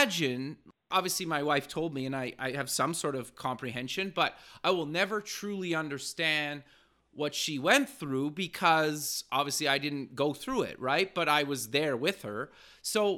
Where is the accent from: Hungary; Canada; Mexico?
Canada; I'm Canadian